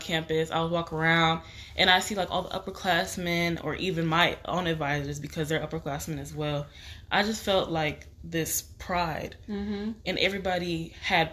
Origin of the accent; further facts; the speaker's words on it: Texas, United States; moved away as an adult; also born or lived in Nashville, Tennessee; I moved all the way from Texas to Tennessee